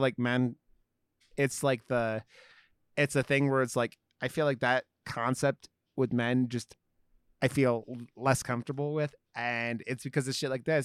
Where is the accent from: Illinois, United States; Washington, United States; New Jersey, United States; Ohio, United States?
Ohio, United States; I grew up in Ohio, so I wasn't, like, the South